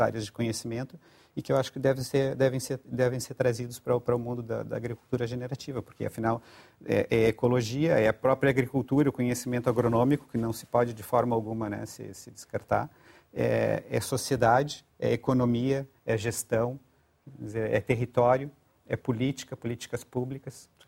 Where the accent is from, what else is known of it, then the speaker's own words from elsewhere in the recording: Rio Grande do Sul, Brazil; moved away as an adult; now in Portugal; Rio Grande do Sul. Uhum. Mas já estou em Portugal há 20 anos